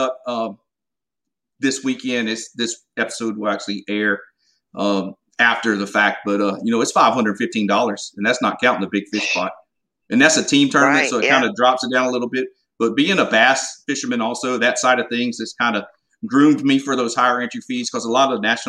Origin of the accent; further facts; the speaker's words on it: Golden Isles area, Southeast Georgia, United States; accent: Southern; I grew up in the Golden Isles area in Southeast Georgia